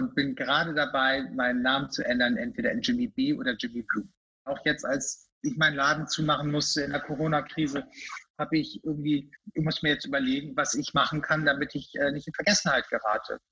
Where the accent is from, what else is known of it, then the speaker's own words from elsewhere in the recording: Lüneburg, Lower Saxony, Germany; now in Hamburg, Germany; ich bin ja in, der, in Lüneburg groß geworden, das ist ja auch keine große Stadt